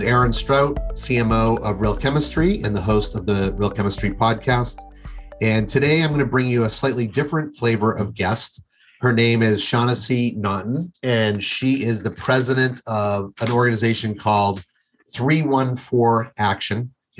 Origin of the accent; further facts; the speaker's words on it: Windham, Maine, United States; I'm from Windham, Maine originally.